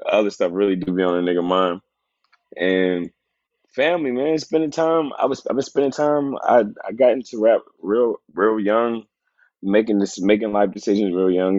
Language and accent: English; Tennessee, United States; I'm from I'm from Tennessee